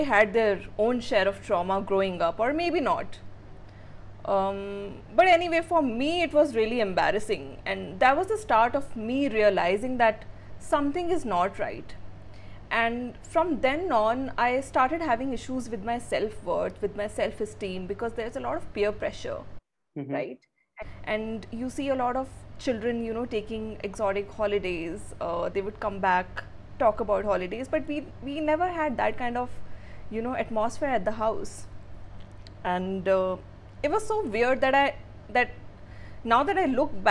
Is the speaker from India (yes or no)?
yes; India; also born or lived in Port Blair, Andaman and Nicobar Islands; I was born in Port Blair, Andamans, into a Sikh family. And I'm the eldest of three siblings. I did my schooling in Delhi and Faridabad.